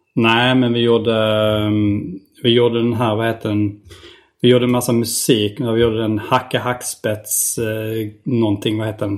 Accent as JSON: {"language": "Swedish", "town": "Hjärup", "region": "Skåne", "country": "Sweden", "tie": "born or raised there", "also_born_or_lived": "Staffanstorp", "said": "vi kom från ett ställe där det var liksom kuddar"}